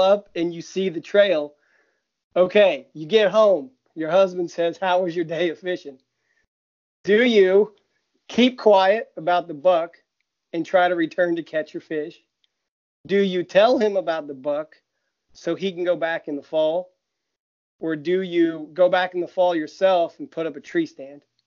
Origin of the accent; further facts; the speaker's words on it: Ohio, United States; I'm from Ohio